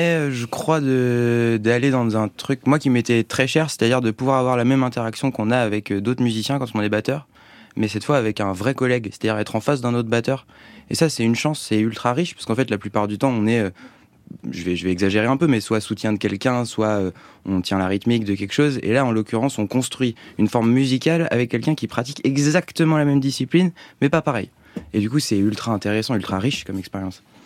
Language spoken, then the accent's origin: French; Tours, Centre-Val de Loire, France; chez nous, donc je, le dis, on vient de Tours